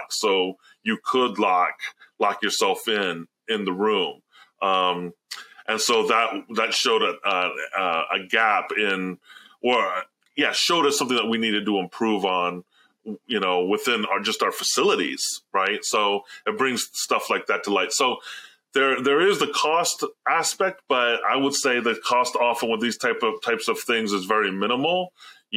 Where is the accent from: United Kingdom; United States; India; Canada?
United States; Alabama; moved away; growing up in the South, I grew up in Alabama for many years in Tornado Alley